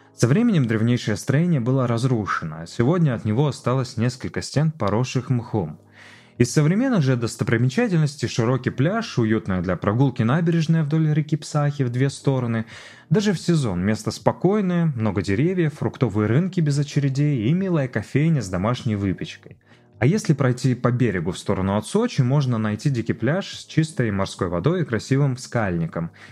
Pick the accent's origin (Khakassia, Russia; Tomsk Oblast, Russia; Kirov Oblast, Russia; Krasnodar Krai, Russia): Khakassia, Russia; Siberia; moved away as an adult; also born or lived in Novosibirsk; now in Sochi, Russia; я убежденный сибиряк, и моя внутренняя Хакасия просторами степными расстилается